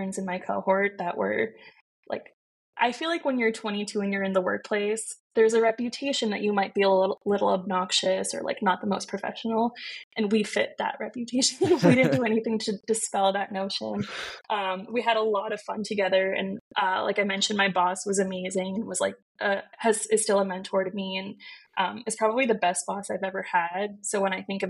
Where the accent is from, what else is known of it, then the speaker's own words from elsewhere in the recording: New Jersey, United States; moved away as an adult; also born or lived in India / Nigeria / Texas / Sherman Oaks, Los Angeles; now in Los Angeles, United States; I was born in India, and then my family and I moved to Nigeria, moved back to India, moved to Texas, all in very, like, in my early years. And by the time I started even kindergarten, I was in New Jersey, and that's where I grew up.